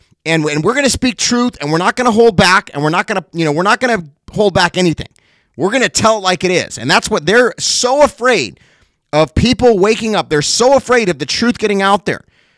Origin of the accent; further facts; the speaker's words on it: Cincinnati, Ohio, United States; born there; also born or lived in California; Now, I wasn't born in California. I was born in Cincinnati.